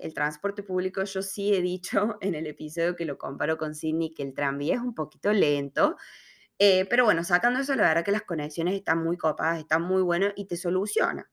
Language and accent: Spanish; Córdoba, Argentina; moved away as an adult; now in Melbourne, Australia; Córdoba, que es de donde yo soy, Córdoba es una ciudad universitaria en Argentina también